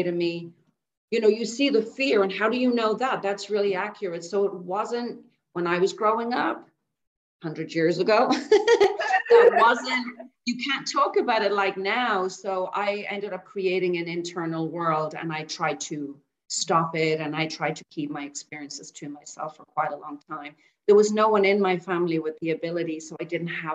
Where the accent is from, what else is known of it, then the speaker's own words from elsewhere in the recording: Dublin, Leinster, Ireland; now in Bangkok, Thailand; I grew up in Dublin, born and bred in Dublin